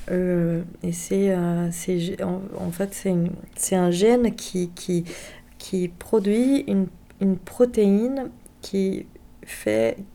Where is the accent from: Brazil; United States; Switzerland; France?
Brazil; moved away; j'ai 37 ans. Je suis brésilienne